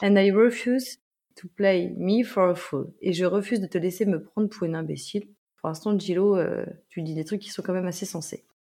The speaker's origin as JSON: {"language": "French", "country": "France", "accent": "French accent (in English)", "said": "petite française avec mon accent"}